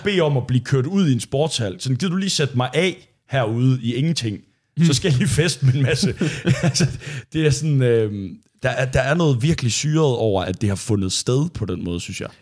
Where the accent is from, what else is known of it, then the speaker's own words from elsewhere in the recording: Thy, Northwest Jutland, North Denmark Region, Denmark; jeg er fra Thy i Nordvestjylland, og der var det jo meget en ting, når vi startede med at, øh, at drikke alkohol og gå i byen